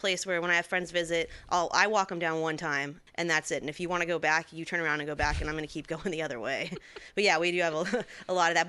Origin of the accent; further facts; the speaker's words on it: Santa Clarita, California, United States; my hometown. I'm from Santa Clarita, outside